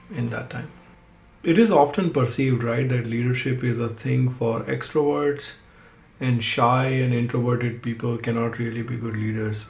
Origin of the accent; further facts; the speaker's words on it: Udaipur, Rajasthan, India; moved away as an adult; now in Los Angeles, United States; I grew up in Udaipur in a joint family